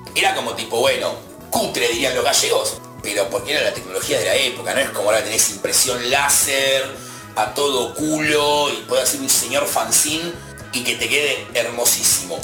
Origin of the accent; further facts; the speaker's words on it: Argentina; Somos argentinos